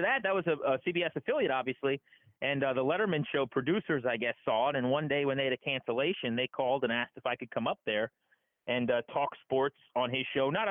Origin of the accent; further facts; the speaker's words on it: King George County, Virginia, United States; my hometown in King George County